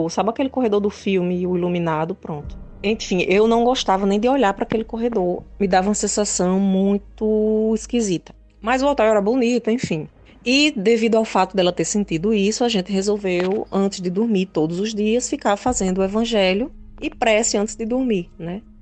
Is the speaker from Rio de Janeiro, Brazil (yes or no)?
no; Natal, Rio Grande do Norte, Brazil; sou de Natal RN